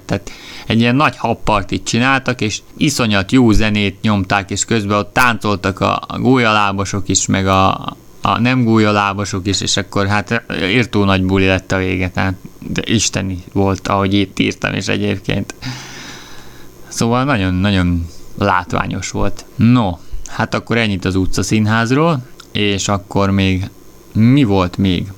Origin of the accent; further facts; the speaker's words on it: Hungary; én magyar vagyok